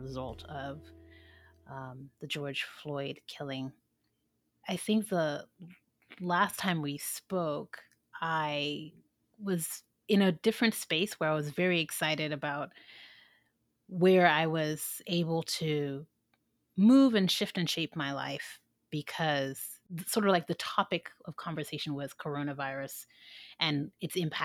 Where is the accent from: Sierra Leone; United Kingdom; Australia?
Sierra Leone; moved away; I'm from an African country. I'm from Sierra Leone